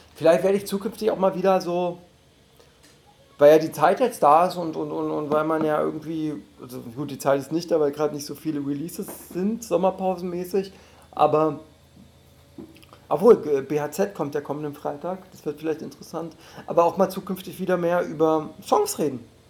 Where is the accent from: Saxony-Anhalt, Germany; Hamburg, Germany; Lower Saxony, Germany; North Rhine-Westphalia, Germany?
Saxony-Anhalt, Germany; Dessau; now in Berlin, Germany; in meiner Heimatstadt Dessau